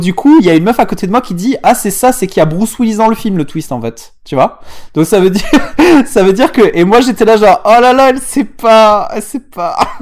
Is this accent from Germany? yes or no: no; southern France, France; accent: southern; mon accent du sud